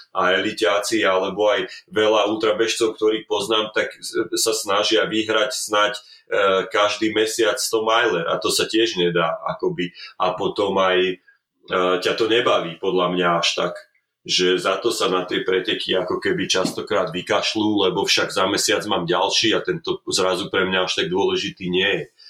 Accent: Slovakia; moved away as an adult; now in Calgary, Canada; ja som Slovák

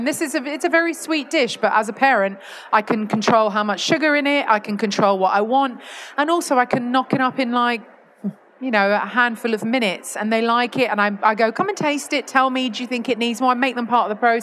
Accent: London, United Kingdom; moved away as an adult; now in Yorkshire, United Kingdom; I was raised in London and only lived in London until about 2018

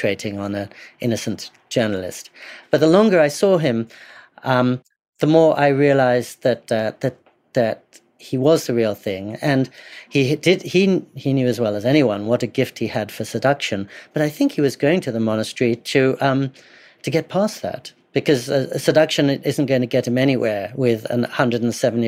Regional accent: England, United Kingdom; I grew up in English boarding schools, a 15th century boarding school in particular

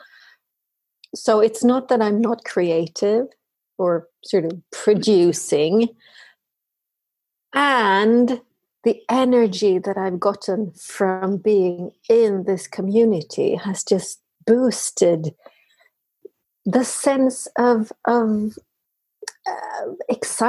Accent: Sweden; I am talking from Sweden. I am Swede through and through

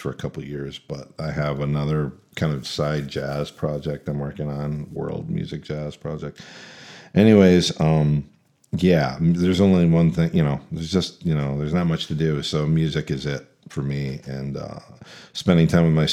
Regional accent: Lansing, Michigan, United States; moved away as an adult; I live in Lansing, Michigan. It's my hometown

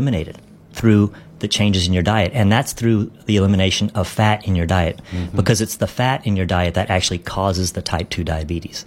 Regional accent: Dallas, Texas, United States; I love my hometown

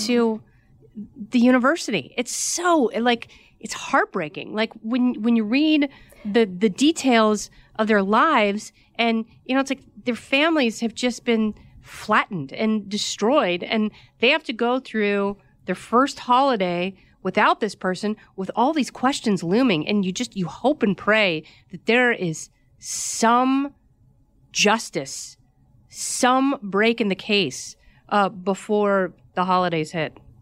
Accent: Oregon, United States; I grew up in Oregon

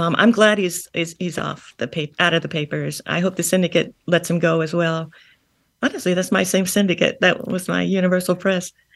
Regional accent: New Castle, New York, United States; I grew up in Long Island. I grew up in Newcastle

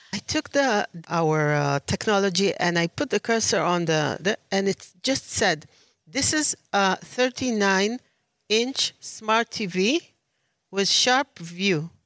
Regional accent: Tel Aviv, Tel Aviv District, Israel; I'm from Tel Aviv, Israel

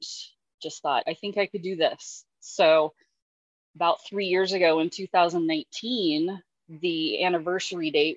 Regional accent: Union County, Oregon, United States; I thought I was pretty dialed in, you know, to my hometown

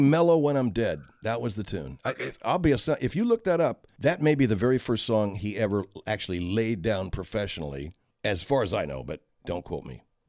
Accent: San Gabriel Valley, California, United States; also born or lived in Sierra Madre, California; I grew up in the San Gabriel Valley

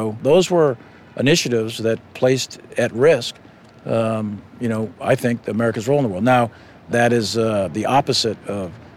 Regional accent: Boston, Massachusetts, United States; I grew up here in Boston. I'm Irish, Catholic

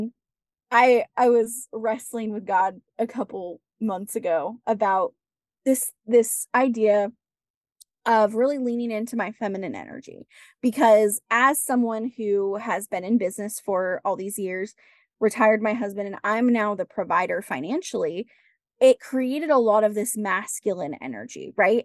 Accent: West Coast, United States; I grew up on the West Coast.

